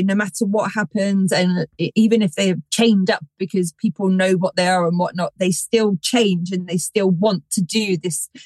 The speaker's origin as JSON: {"language": "English", "area": "Somerset", "region": "South West England", "country": "United Kingdom", "tie": "born or raised there", "said": "I grew up in Somerset, which is full of lore and legends and all of it"}